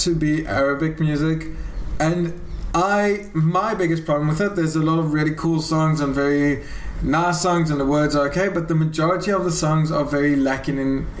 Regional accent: South Africa; now in Israel; I'm a South African.

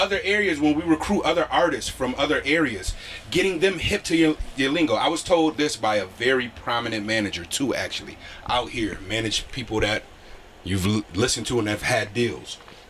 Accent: Buffalo, New York, United States; moved away as an adult; now in Connecticut, United States; I'm Buffalo born and raised. I'm CT cultivated. I've been out here since I was 18. I'm 37 now.

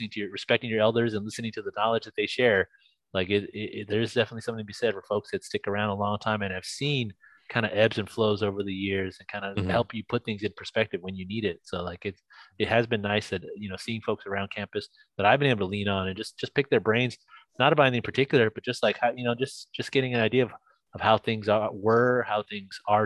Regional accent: Monterey Park, California, United States; also born or lived in Alhambra; I grew up in East LA, the Western San Gabriel Valley, Monterey Park, Alhambra, that area

